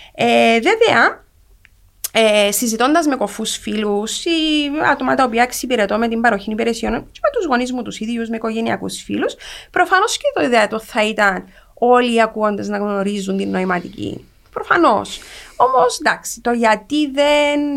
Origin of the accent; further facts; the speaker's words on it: Cyprus; μεγάλωσα στην Κύπρο τη δεκαετία του 80